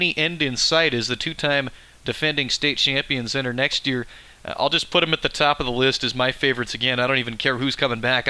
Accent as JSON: {"language": "English", "town": "Seattle", "region": "Washington", "country": "United States", "moved": "yes", "lives_now": "Idaho, United States", "said": "I'm from the Seattle area"}